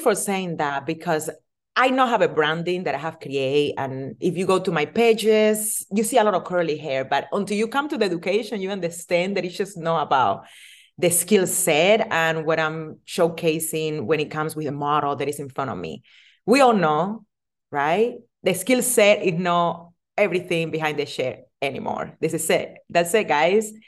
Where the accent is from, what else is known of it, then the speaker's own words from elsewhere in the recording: Cuba; English is a second language; moved away as an adult; also born or lived in Las Vegas, United States; now in United States; I'm original from Cuba. I'm immigrate to United States on two thousand four. Didn't speak any English.